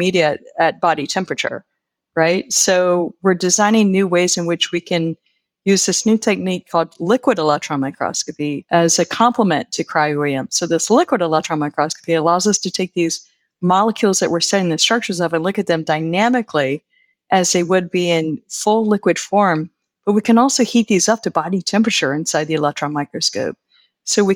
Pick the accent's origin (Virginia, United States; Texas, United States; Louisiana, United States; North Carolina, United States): Virginia, United States; Virginia Beach; moved away as an adult; also born or lived in Blacksburg, Virginia / State College, Pennsylvania; now in Pennsylvania, United States; I'm originally from Virginia Beach, Virginia, that sort of area, the Norfolk area